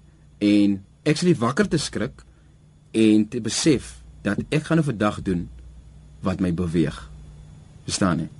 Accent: Heidelberg, South Africa; Ons is van Heidelberg af saam groot geword.

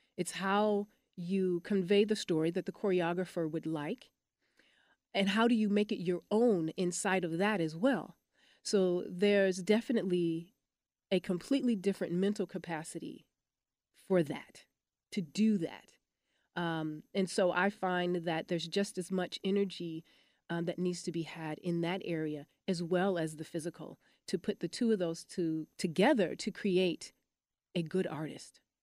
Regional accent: Detroit, Michigan, United States; also born or lived in Los Angeles; now in Dallas, United States; I'm from Detroit, Michigan

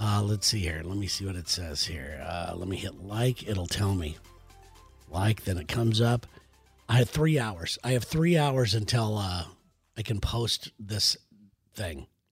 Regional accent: United States; as an American

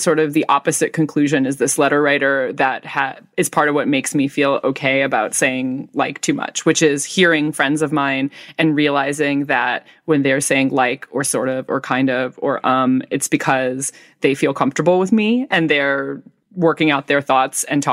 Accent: United States; also born or lived in California; I am, like, just a straight-up American girl who, like, lives in California

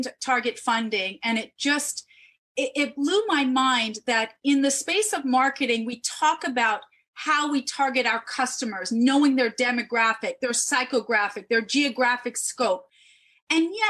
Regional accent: New York City, New York, United States; I was born in the Bronx

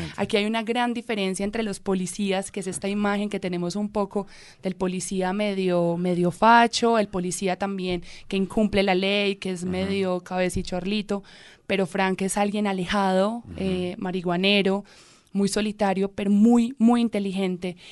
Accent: Medellín, Antioquia, Colombia; yo soy de Medellín

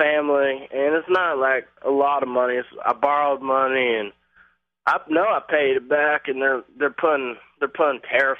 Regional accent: Virginia, United States; now in Belmont, United States; I am from Virginia

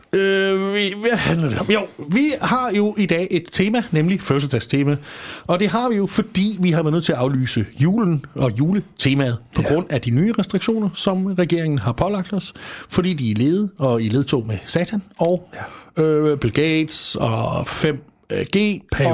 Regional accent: Als, Southern Denmark, Denmark; jeg er fra Als, og dernede, der er vi øh, glade for

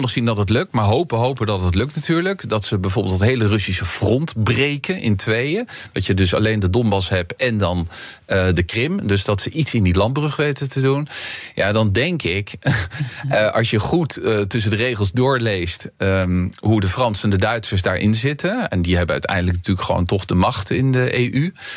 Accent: Netherlands; onze Calvinistische inslag als Nederlanders

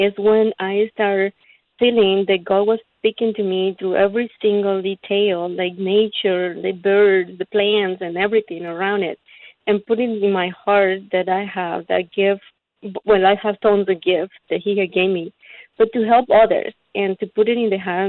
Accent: Panama; now in Dallas, United States; I grew up in Panama with nothing but the basic need

